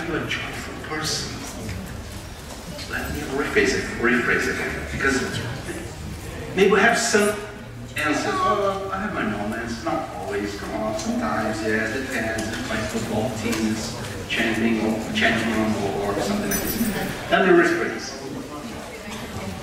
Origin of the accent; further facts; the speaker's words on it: Glasgow, Scotland, United Kingdom; by my accent, you can see I'm from Glasgow